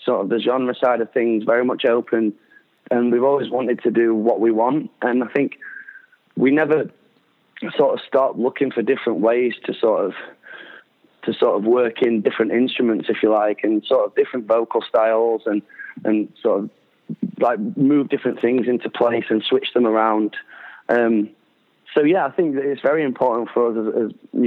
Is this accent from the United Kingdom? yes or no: yes; Doncaster, Yorkshire and the Humber, United Kingdom; I put shows on in my hometown where I grew up